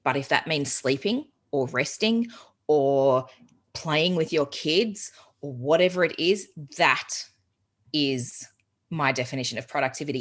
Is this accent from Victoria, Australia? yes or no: yes; Geelong, Victoria, Australia; moved away as an adult; also born or lived in Melbourne, Australia / England; I'm originally from Geelong